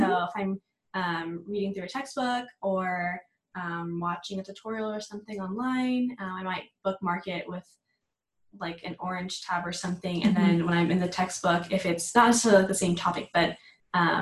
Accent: Dallas, Texas, United States; I'm from the Dallas area

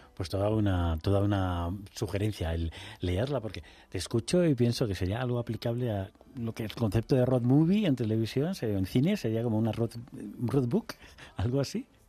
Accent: Extremadura, Spain; yo he crecido en un pueblecito de 3.000 habitantes

